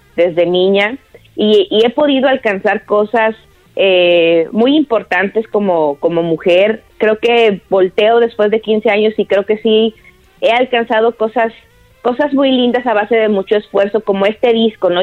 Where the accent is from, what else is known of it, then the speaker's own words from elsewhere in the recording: Torreón, Coahuila, Mexico; soy de Torreón, Coahuila